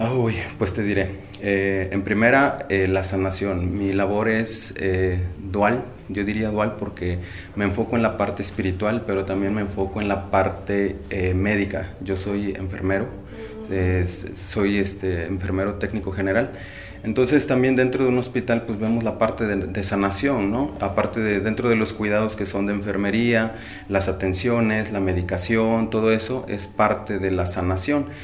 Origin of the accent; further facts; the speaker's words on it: Xoxocotla, Morelos, Mexico; Soy de aquí de Sosopotla.